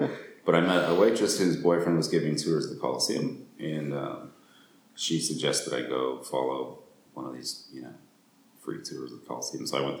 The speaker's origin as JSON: {"language": "English", "country": "United States", "moved": "as an adult", "lives_now": "Rome, Italy", "said": "I moved back to the States"}